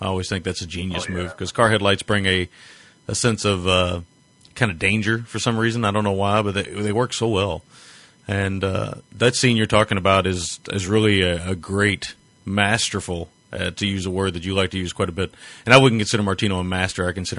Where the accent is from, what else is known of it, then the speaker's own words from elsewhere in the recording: United States; I'm an American.